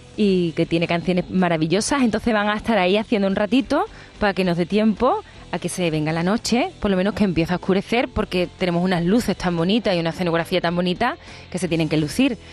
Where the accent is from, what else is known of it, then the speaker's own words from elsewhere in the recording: Seville, Andalusia, Spain; es mi tierra, es ese auditorio que para mí eh, significa muchas cosas, porque yo recuerdo cuando iba de pequeña a la Academia de Adelita Domingo, que está en la Alameda